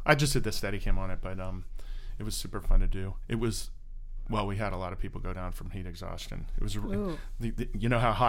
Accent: Orlando, Florida, United States

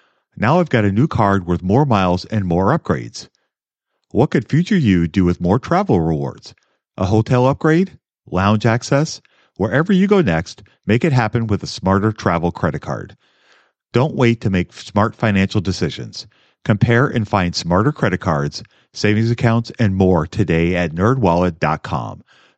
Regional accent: Minnesota, United States; I'm from Minnesota

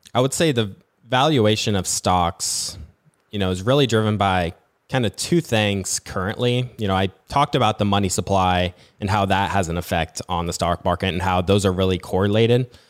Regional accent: Nebraska, United States; I'm from Nebraska

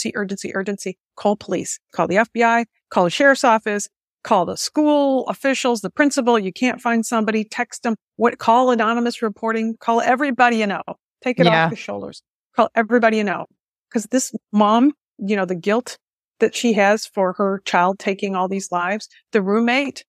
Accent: Michigan, United States; Michigan, my home state

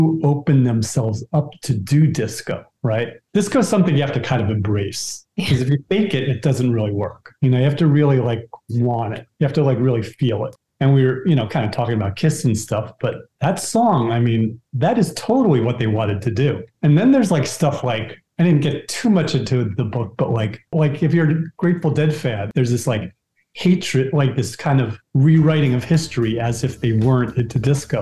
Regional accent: New York City, New York, United States; as a New Yorker

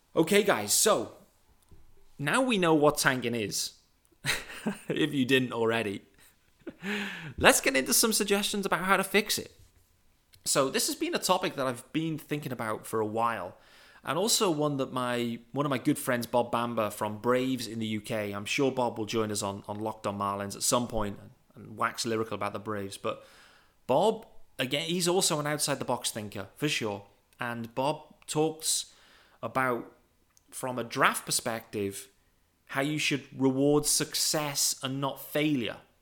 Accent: United Kingdom; I'm a British guy.

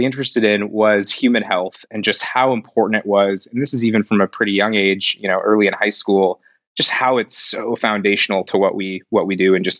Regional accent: Southern California, United States; moved away as an adult; now in Chicago, United States; I grew up in Southern California

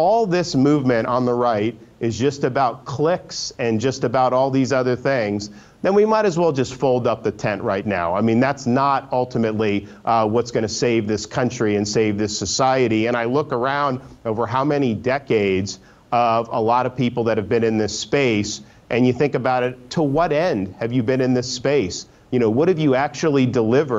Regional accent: Florida, United States; I grew up in Florida and I've always loved the state.

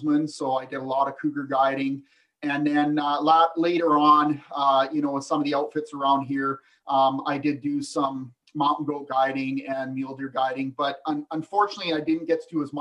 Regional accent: Vernon, British Columbia, Canada; also born or lived in Ontario / Falkland, British Columbia; I'm a British Columbian. I was born and raised in Vernon, BC.

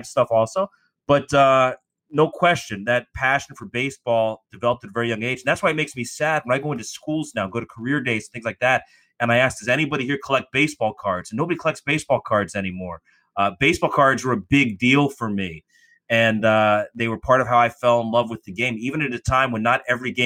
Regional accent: South Florida, United States; I grew up in South Florida long before the Marlins existed

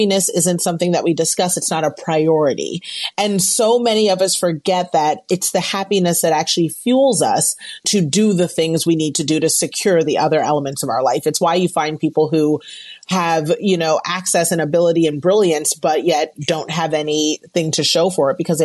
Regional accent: United States; I'm an American

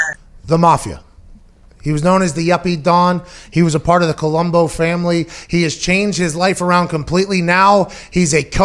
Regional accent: Pittsburgh, Pennsylvania, United States; I'm from Pittsburgh

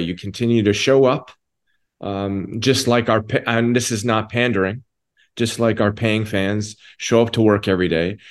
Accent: Toronto, Ontario, Canada; I'm from Toronto, Canada, and I've got a home about 20, 25 minutes away from the stadium.

